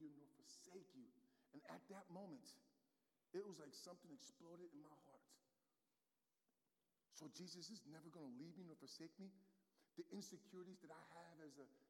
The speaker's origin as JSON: {"language": "English", "country": "United States", "tie": "born or raised there", "moved": "yes", "said": "my hometown team, the New York Giants"}